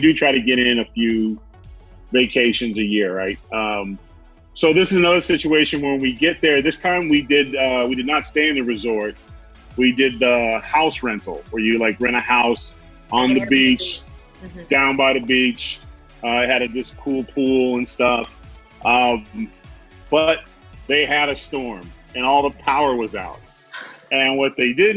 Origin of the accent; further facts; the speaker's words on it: California, United States; now in Louisiana, United States; I'm from California, but I live in Louisiana now